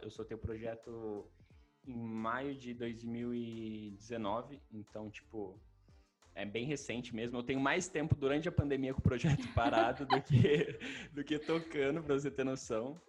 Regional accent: Maringá, Paraná, Brazil; eu sou de Maringá

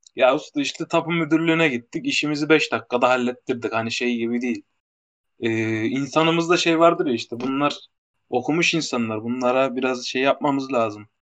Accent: Maraş, Kahramanmaraş, Turkey

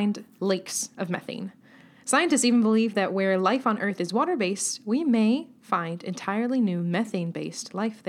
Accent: California, United States; I'm from California. I was in Chicago, and I actually thought my eyeballs were going to freeze over.

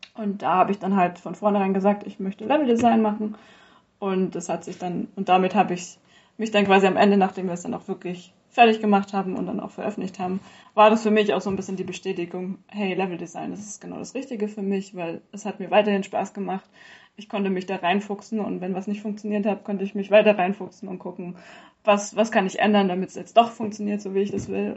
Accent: Stuttgart area, Baden-Württemberg, Germany; moved away as an adult; now in Bayreuth, Germany; ursprünglich bin ich eigentlich aus Baden-Württemberg, Großraum Stuttgart

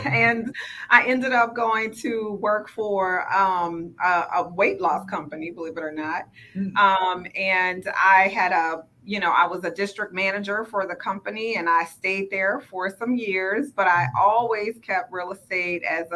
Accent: New Orleans, Louisiana, United States; accent: twang; moved away as an adult; now in Houston, United States; I'm originally from New Orleans, if you haven't heard my twang come out. But I came to Houston via Hurricane Katrina

